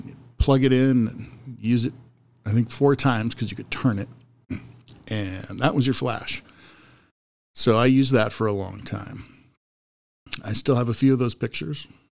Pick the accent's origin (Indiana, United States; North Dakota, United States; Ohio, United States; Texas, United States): North Dakota, United States; Mohall; born there; also born or lived in Minot / Grand Forks / Douglas, Wyoming / Laramie, Wyoming; So I have lived all over the place, but I was born in Mohall.